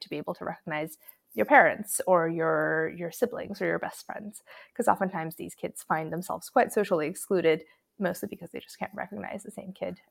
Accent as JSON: {"language": "English", "country": "Croatia", "tie": "born or raised there", "said": "I grew up in Croatia"}